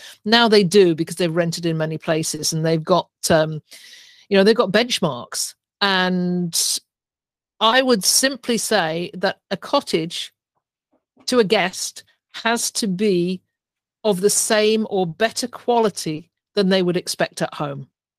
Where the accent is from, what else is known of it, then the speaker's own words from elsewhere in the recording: England, United Kingdom; moved away as an adult; now in Canada; when I started 20 years ago, when I came over from England, I bought my first property, I knew nobody.